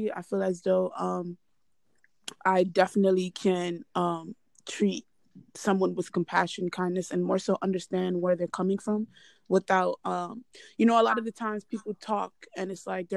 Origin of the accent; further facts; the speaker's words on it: Nigeria; as a Nigerian